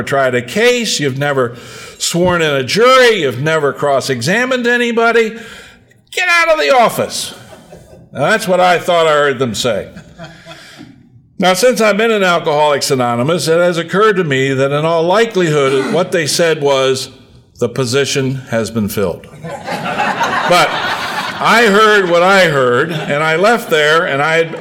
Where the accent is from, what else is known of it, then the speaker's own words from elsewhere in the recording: Hagerstown, Maryland, United States; my hometown of Hagerstown